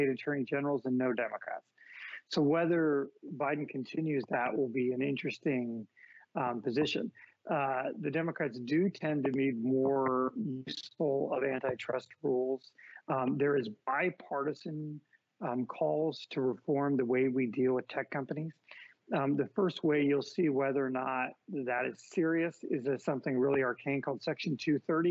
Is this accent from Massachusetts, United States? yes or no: no; San Francisco, California, United States; my hometown of San Francisco, where I'm at now